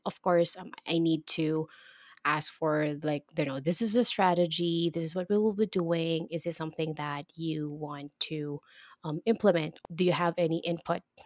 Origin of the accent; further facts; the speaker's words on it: Philippines; here in my country, in the Philippines